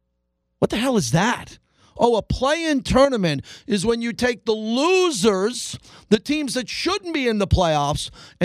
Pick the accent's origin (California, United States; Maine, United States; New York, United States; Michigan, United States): New York, United States; now in Las Vegas, United States; I was back in New York in my hometown where I grew up.